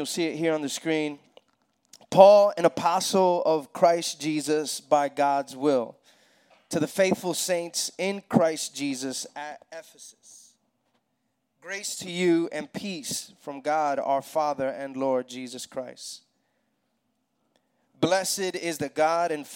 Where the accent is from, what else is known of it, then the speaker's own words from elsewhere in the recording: New York City, New York, United States; moved away as an adult; now in Atlanta, United States; I'm from New York City originally. My wife and I and our kids moved here to Atlanta.